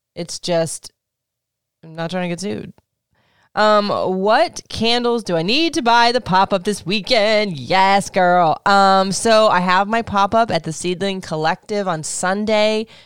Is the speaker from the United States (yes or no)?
yes; Florida, United States; moved away as an adult; also born or lived in Michigan; I grew up in Florida